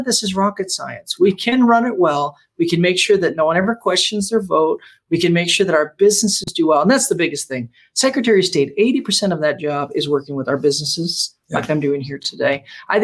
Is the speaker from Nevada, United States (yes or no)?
yes; Las Vegas, Nevada, United States; I pastored in Vegas 15 years, grew up in Vegas